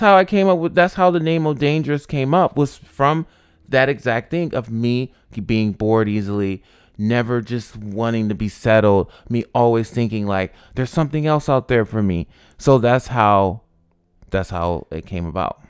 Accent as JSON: {"language": "English", "town": "Albany", "region": "New York", "country": "United States", "tie": "born or raised there", "also_born_or_lived": "Rochester, New York", "moved": "as an adult", "lives_now": "Los Angeles, United States", "said": "I was born in Rochester, but I grew up in Albany"}